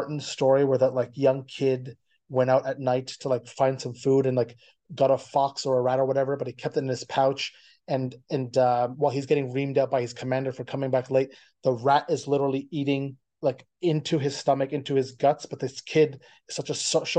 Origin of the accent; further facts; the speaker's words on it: Ottawa, Ontario, Canada; now in Toronto, Canada; I'm originally from Ottawa, but I'm located in Toronto.